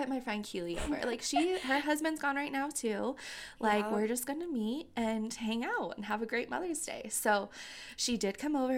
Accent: Colorado, United States; also born or lived in Central Texas / Kansas; I'm from Colorado, so, like, growing up, we really never had a snake problem.

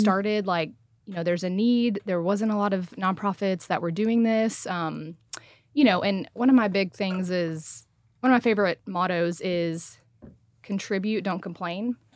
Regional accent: Saline?, Texas, United States; now in Frisco, United States; born and raised in Salina, Texas

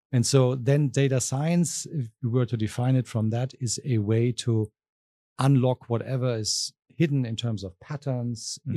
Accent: southwest Germany, Germany; moved away as an adult; also born or lived in Berlin, Germany / London, United Kingdom; now in Arkansas, United States; I'm originally from Germany. Mm-hmm. I'm from the uh, southwest of Germany

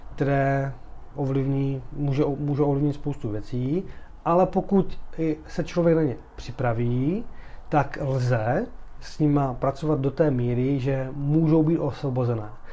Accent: Czechia; jsme Češi

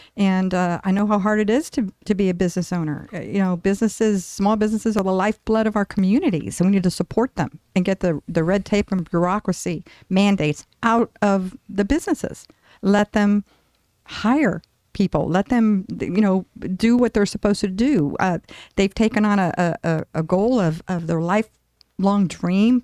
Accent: Tampa, Florida, United States; moved away as an adult; now in Tempe, United States; I'm from Tampa, Florida, originally

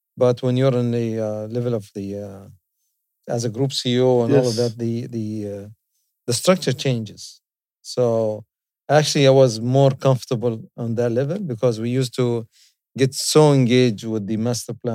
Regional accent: Dubai, United Arab Emirates; I'm from Dubai

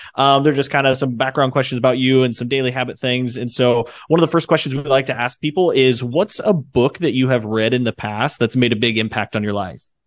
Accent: Indiana, United States; I'm from the Midwest, Indiana, and so it's nothing but farm ground out there. And so, um, but I'm in Fort Wayne, Indiana area.

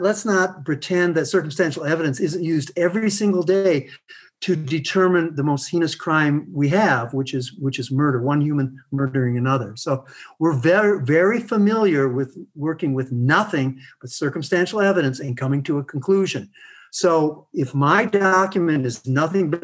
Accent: United States; I grew up in America

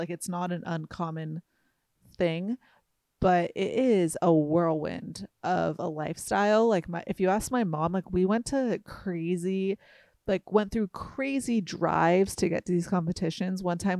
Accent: Hoag, Orange County, California, United States; I was born here, not actually in Costa Mesa. I was born in Hogue

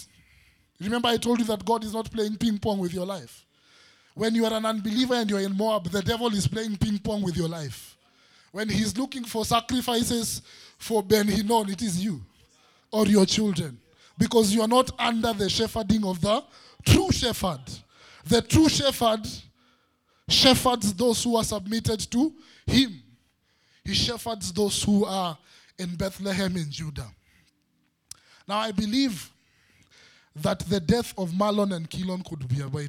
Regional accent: Nairobi, Kenya; growing up in Eastlands, in Umoja, we used to fight

